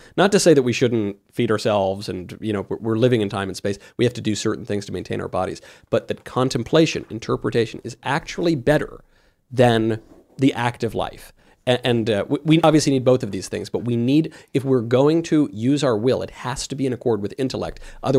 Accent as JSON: {"language": "English", "region": "New York", "country": "United States", "said": "I'm from New York."}